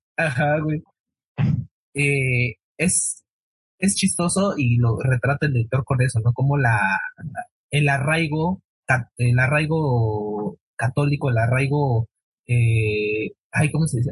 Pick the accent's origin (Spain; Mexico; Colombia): Mexico; Mexico City; Acá en Iztapalapa, yo soy de Iztapalapa